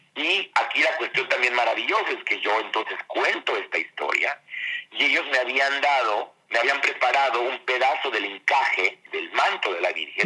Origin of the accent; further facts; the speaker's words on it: Mexico; also born or lived in France; Como decimos en México